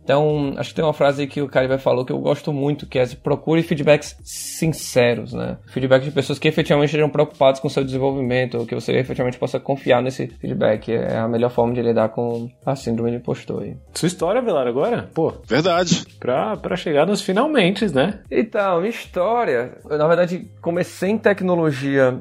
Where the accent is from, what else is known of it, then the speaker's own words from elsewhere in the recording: Ceará, Brazil; eu sou cearense